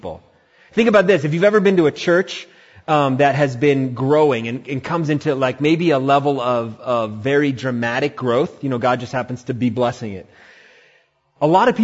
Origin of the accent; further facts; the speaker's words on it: India; now in Humboldt County, California, United States; I'm Indian